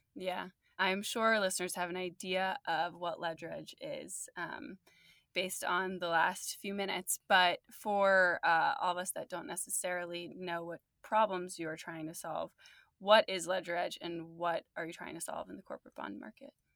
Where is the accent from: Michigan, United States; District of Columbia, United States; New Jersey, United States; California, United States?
New Jersey, United States; also born or lived in London; now in New York, United States; I was born in New Jersey and I'm now in New York